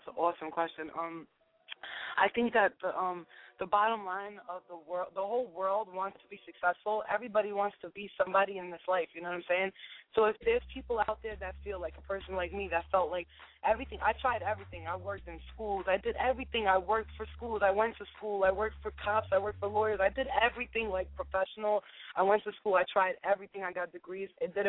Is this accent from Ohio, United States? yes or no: no; New York City, New York, United States; I'm from Staten Island